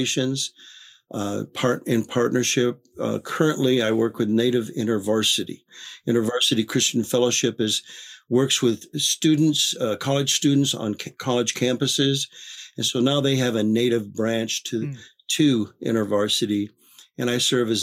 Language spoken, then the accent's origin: English; Michigan, United States; now in Maricopa, United States; I was born and raised in Michigan